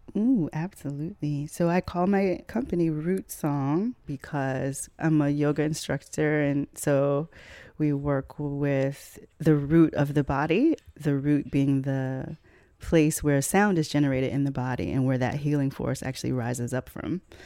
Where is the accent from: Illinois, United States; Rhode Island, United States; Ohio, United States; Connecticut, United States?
Illinois, United States; Chicago; I was raised in Chicago